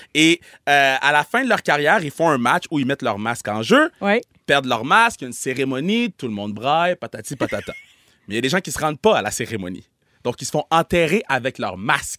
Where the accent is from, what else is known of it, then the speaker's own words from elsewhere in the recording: Quebec, Canada; je suis né, puis j'ai grandi au Québec